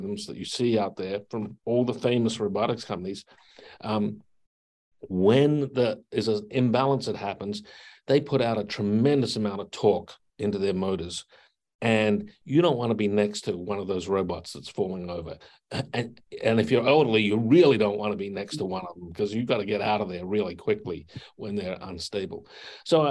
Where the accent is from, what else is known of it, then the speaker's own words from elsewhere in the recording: Adelaide, South Australia, Australia; moved away; When I grew up in Adelaide, South Australia